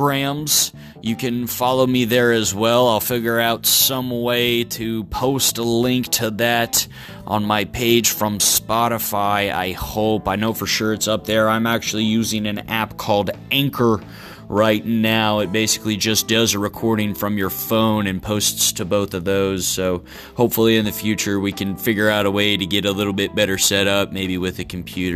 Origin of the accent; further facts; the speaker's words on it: Kentucky, United States; also born or lived in Texas / Florida / Ohio; now in Virginia, United States; I'm originally from Kentucky, currently residing in the state of Virginia